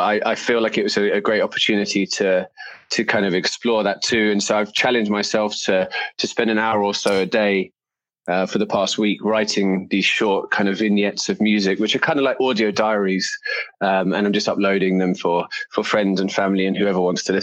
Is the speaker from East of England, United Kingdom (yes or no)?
no; London, United Kingdom; moved away as an adult; also born or lived in New York City; now in United States; I'm from London in the UK